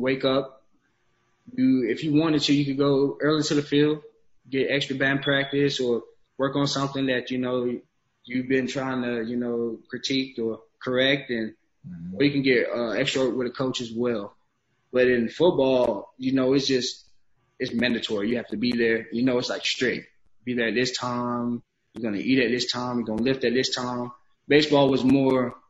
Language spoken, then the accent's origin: English; Georgia, United States; now in Houston, United States; I grew up in Georgia. I'm a Georgia boy